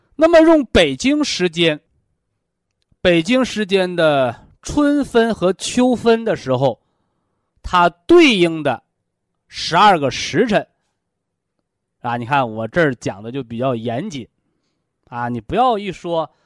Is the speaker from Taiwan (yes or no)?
no; China; 我们是中国人